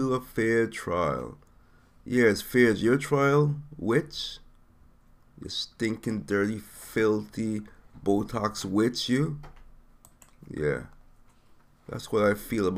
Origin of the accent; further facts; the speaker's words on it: U.S. Virgin Islands; moved away; I am from St. Thomas